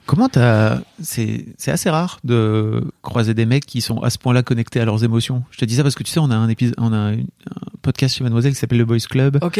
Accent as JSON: {"language": "French", "town": "Nîmes", "region": "Occitania", "country": "France", "said": "je viens de Nîmes"}